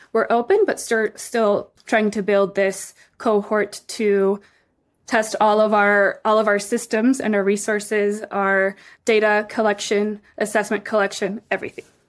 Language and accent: English; Mexico City, Mexico; moved away as an adult; also born or lived in Texas, United States; now in United States; I was born in the United States, in Texas, and raised in Mexico City for my whole life. I moved to the U S for the first time when I was eighteen